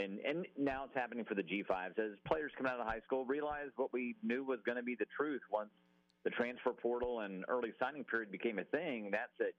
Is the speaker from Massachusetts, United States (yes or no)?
no; the Florida Panhandle, United States; moved away as an adult; also born or lived in Mobile, Alabama; now in Atlanta, United States; I grew up in the Panhandle